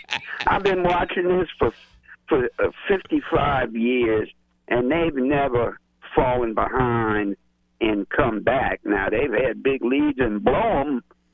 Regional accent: New Orleans area, Louisiana, United States; growing up in Black Cat Lacombe at the racetrack

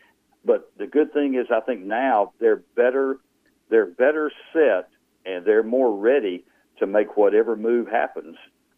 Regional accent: Louisiana, United States; accent: redneck; you mean you can still hear my redneck accent?

